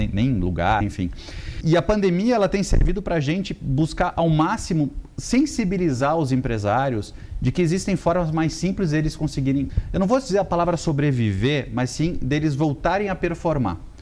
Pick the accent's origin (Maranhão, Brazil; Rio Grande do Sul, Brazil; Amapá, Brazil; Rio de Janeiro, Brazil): Rio Grande do Sul, Brazil; accent: sulista; moved away as an adult; now in São Paulo, Brazil; eu venho de uma família muito simples do Rio Grande do Sul. E o meu primeiro emprego com 15 anos foi fazer xerox